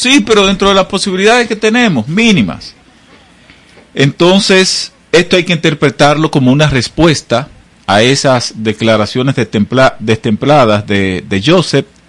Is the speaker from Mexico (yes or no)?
no; Monte Plata, Dominican Republic; mi pueblo, mi provincia, Monteplata